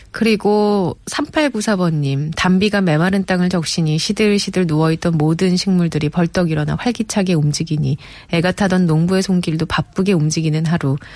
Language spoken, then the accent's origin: Korean; Jeolla, South Korea; 저도 네. 전라도